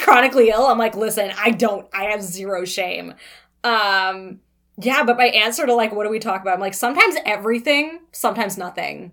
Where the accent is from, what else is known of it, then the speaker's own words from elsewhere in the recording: Toronto, Ontario, Canada; born and raised in Toronto